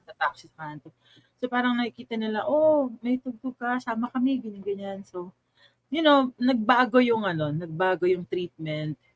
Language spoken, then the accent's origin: Tagalog; Pasay, Metro Manila, Philippines; moved away as an adult; also born or lived in Mandaluyong / Thailand; I'm I'm originally from Pasay. Pasay